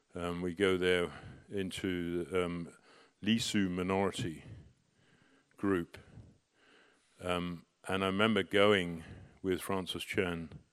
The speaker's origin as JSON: {"language": "English", "country": "United Kingdom", "also_born_or_lived": "Shanghai", "said": "I'm more Chinese than I am British"}